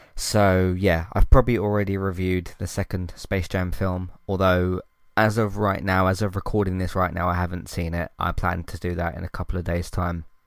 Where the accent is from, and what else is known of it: United Kingdom